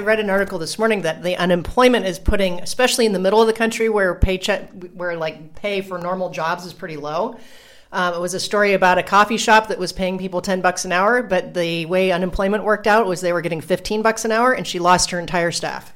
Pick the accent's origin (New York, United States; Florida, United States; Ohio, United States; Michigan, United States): Ohio, United States; Columbus; now in Puerto Rico; when I go back to visit Columbus